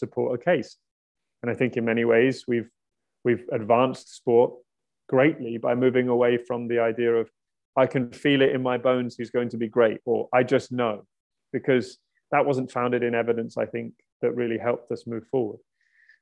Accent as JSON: {"language": "English", "area": "outside Brighton", "region": "South East England", "country": "United Kingdom", "tie": "born or raised there", "said": "I was born outside Brighton"}